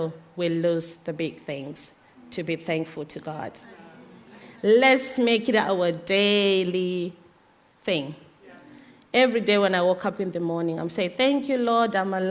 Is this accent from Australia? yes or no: no; Zimbabwe; moved away; I'm originally from Zimbabwe